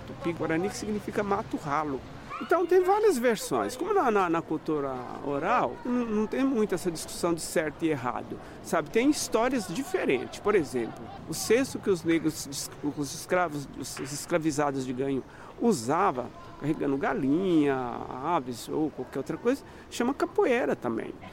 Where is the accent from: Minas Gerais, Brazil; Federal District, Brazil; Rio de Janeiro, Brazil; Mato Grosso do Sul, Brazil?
Minas Gerais, Brazil; Estrela do Sul; moved away as an adult; now in São Paulo, Brazil; eu sou mineiro, lá de Estrela do Sul, do Triângulo Mineiro, tenho 75 anos. Sou de uma família de congadeiros lá de Minas, vim para São Paulo em 1967